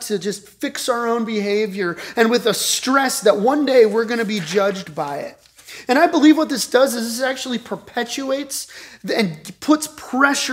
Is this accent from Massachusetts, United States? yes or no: no; Colorado Springs, Colorado, United States; I grew up in Colorado Springs